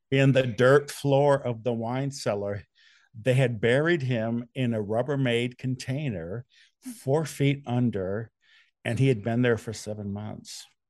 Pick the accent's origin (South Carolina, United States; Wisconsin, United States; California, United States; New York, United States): Wisconsin, United States; moved away as an adult; now in Louisville, United States; I'm from Wisconsin originally